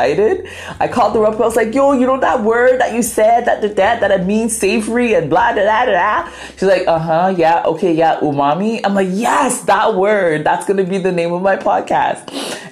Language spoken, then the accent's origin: English; Ghana; first language Twi; English is a second language; I'm Ghanaian